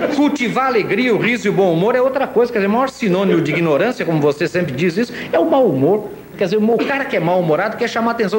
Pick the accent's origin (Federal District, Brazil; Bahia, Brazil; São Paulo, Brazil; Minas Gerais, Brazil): São Paulo, Brazil; Sorocaba; eu sou de Sorocaba, do interior de São Paulo. Eu, caipira